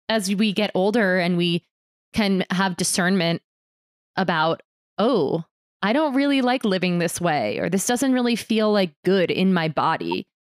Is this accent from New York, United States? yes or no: yes; New York City, New York, United States; now in Boulder, United States; I was born in New York City and used to like like brag that like those sounds would lull me to sleep.